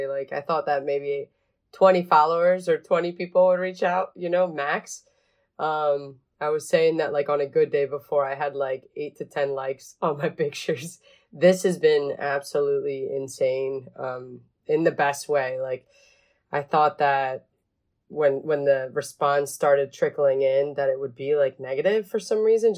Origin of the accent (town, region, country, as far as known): Philadelphia area, Pennsylvania, United States; born or raised there; English is a second language; also born or lived in Venezuela